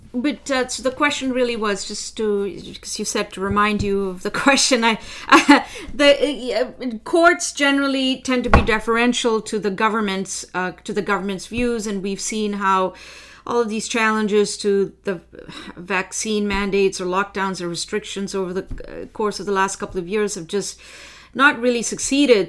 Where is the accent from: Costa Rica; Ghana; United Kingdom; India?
India; now in Ottawa, Canada; I am originally from India